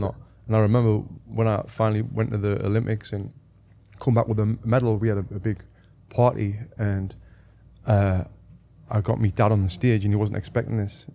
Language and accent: English; Sunderland, North East England, United Kingdom; moved away as an adult; also born or lived in Manchester / Sheffield; I'm from Sunderland in the northeast of England.